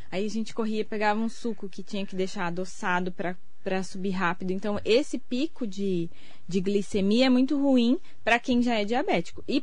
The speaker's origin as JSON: {"language": "Portuguese", "town": "Suzano", "region": "São Paulo", "country": "Brazil", "also_born_or_lived": "Mogi das Cruzes", "said": "Eu sou de Suzano, nasci em Mogi."}